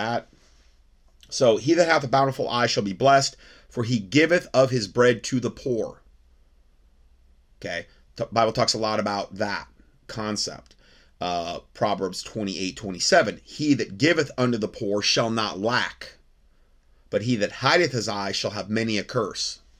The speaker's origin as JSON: {"language": "English", "town": "North Fort Myers", "region": "Florida", "country": "United States", "tie": "born or raised there", "said": "my hometown in North Fort Myers, Florida"}